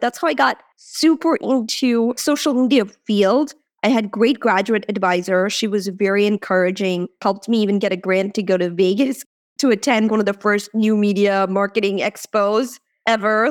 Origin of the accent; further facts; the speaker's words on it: India; moved away; I was born in India